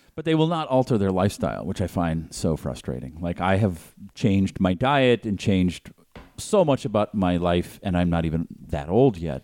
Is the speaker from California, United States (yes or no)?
no; Boston, Massachusetts, United States; now in Los Angeles, United States; growing up in Boston